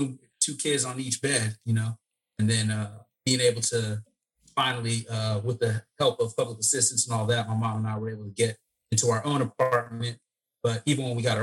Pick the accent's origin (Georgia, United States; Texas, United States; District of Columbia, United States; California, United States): California, United States; Oakland, Santa Rosa, Vacaville; also born or lived in East Africa / Eritrea; my mom and I came out here we landed in East Oakland. And we were in Oakland for a while